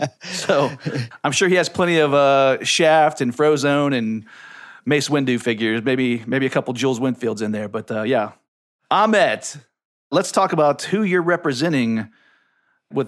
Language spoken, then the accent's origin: English; Ohio, United States; I'm from Ohio.